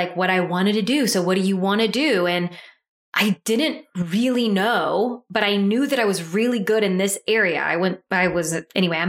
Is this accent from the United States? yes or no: yes; Deep South Louisiana, United States; also born or lived in Mississippi; I am from Deep South Louisiana, went to school at the University of Southern Mississippi.